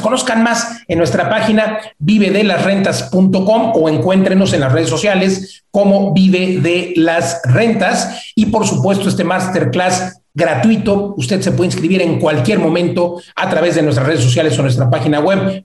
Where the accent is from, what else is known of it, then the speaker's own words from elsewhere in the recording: Mexico; somos los mexicanos que estamos viajando dentro de México